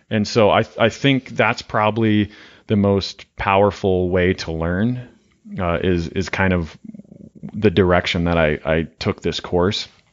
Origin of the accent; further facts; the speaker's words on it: Montana, United States; now in Wyoming, United States; I'm from Montana